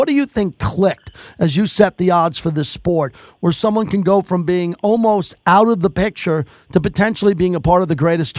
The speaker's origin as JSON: {"language": "English", "town": "Bethpage", "region": "New York", "country": "United States", "tie": "born or raised there", "said": "I was there when he won the U.S. Open at Bethpage Black from my hometown."}